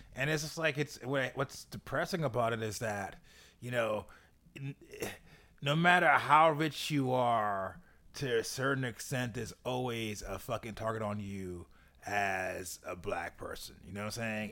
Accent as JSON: {"language": "English", "region": "New York", "country": "United States", "said": "as a New Yorker"}